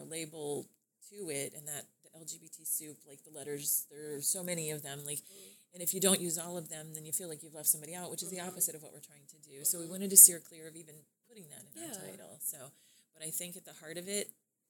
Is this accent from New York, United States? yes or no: no; Lakeland, Florida, United States; Born and raised in Lakeland